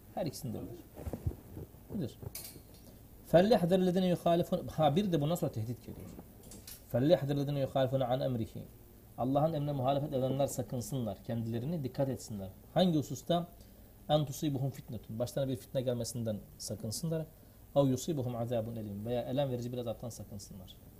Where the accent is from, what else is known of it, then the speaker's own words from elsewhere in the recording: Siirt, Siirt Province, Turkey; biz e, Siirtliyiz.